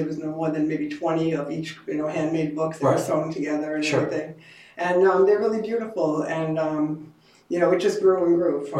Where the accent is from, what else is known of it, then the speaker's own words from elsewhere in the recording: New York City, New York, United States; also born or lived in Middle Village, Queens; I'm a Queens girl. I grew up in Maspeth, Queens, and I moved one town over to Middle Village. I'm as Queens as it gets.